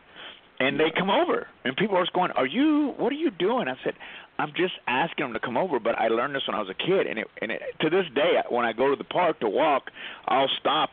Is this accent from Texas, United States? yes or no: yes; Texas, United States; moved away; I grew up in Texas